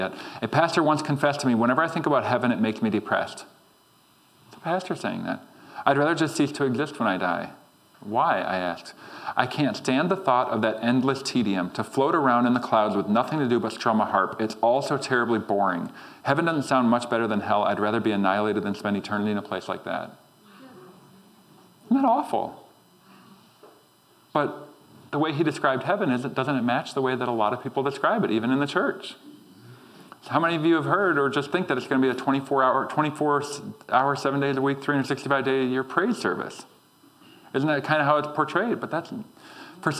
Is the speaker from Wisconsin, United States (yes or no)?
yes; Green Bay, Wisconsin, United States; I was from Green Bay